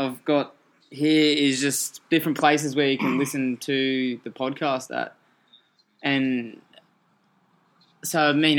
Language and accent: English; Newcastle, New South Wales, Australia; Well, I love Newcastle, born and bred.